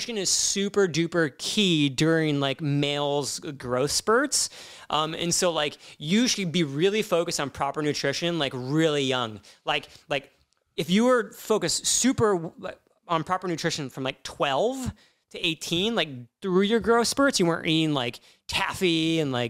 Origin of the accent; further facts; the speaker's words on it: Midwest, United States; growing up in the Midwest